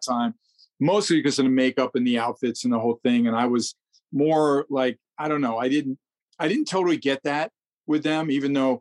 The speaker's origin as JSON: {"language": "English", "town": "New York City", "region": "New York", "country": "United States", "tie": "born or raised there", "also_born_or_lived": "Queens", "said": "I grew up in New York"}